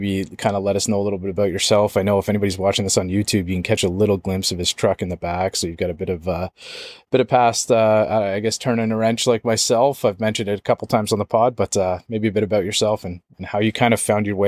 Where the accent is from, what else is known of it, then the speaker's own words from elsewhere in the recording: Canada; accent: Canadian; It's like very Canadian when I say about or a boot